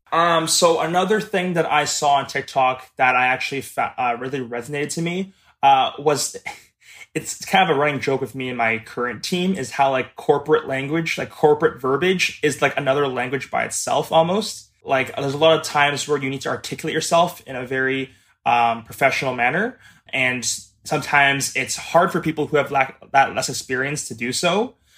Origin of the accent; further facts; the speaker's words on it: Mississauga, Ontario, Canada; I am twenty-five years old, and I am from Mississauga, Ontario.